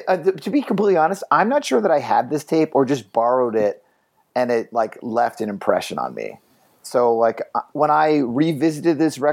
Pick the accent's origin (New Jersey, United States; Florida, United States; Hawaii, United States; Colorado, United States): New Jersey, United States; Denville; moved away as an adult; also born or lived in Rockaway, New Jersey / Bloomfield, New Jersey / Ocean, New Jersey / Tinton Falls, New Jersey; I was born in Denville, New Jersey, which is the hub of Morris County. And I lived in New Jersey for the first 29 years of my life.